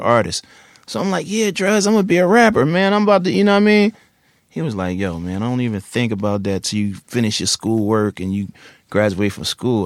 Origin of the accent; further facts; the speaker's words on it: Philadelphia, Pennsylvania, United States; Originally from West Philly. Then, like when I was like twelve or thirteen, North Philly.